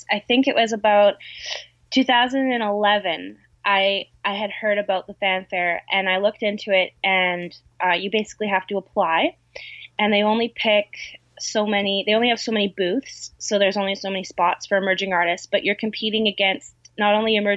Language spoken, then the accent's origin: English; Canada; also born or lived in Vancouver Island; I'm Canadian